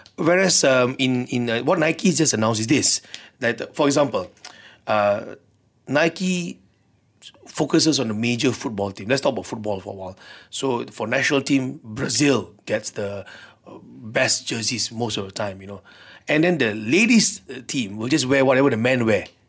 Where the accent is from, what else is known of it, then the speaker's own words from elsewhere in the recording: Malaysia; being a Malaysian, I hope change will come here too